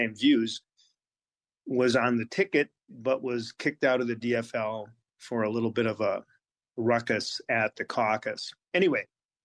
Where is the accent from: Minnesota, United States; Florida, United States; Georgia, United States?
Minnesota, United States; St. Louis Park; I grew up in Minneapolis. I grew up in St. Louis Park, actually, but I've lived in the city for 8 years